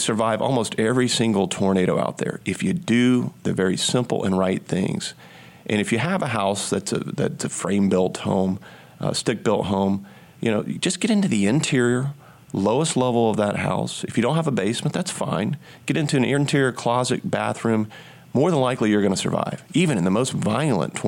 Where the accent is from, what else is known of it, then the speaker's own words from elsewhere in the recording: the South, United States; as a Southerner